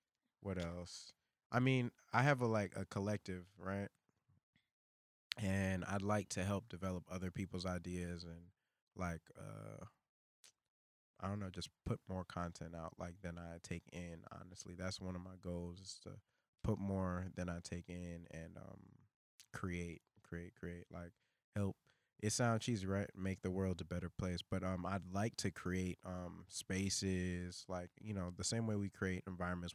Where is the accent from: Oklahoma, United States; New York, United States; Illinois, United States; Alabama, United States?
New York, United States; New York City; moved away; Brooklyn because that's where I come from.